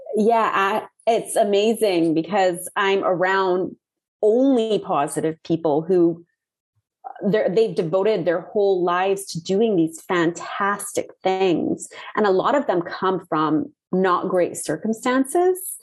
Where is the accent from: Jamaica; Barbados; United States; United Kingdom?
Barbados; moved away as an adult; also born or lived in Puerto Rico / Trinidad / Cayman Islands; we left Puerto Rico and moved to Barbados and remained there